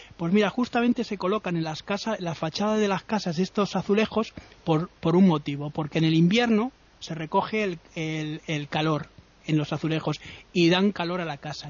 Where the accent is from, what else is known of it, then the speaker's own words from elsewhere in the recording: Madrid, Community of Madrid, Spain; yo he visto nevadas cuando era pequeño aquí en Madrid